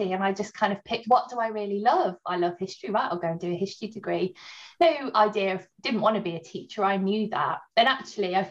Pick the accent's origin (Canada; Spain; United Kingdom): United Kingdom; Barmouth, Wales; moved away as an adult; also born or lived in Newcastle; now in Lincoln, United Kingdom; I grew up in Barmouth